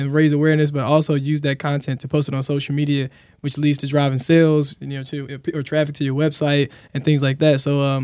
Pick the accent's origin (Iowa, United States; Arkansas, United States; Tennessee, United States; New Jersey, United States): Arkansas, United States; Helena; I grew up in Helena, a real poor, underrepresented area in Southeast Arkansas